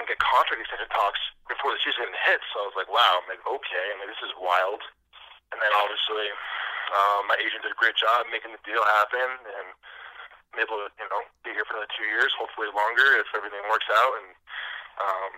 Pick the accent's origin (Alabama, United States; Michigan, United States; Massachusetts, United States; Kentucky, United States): Massachusetts, United States; Spencer; moved away as an adult; also born or lived in Maine / Baltimore; I'm born and raised in Central Massachusetts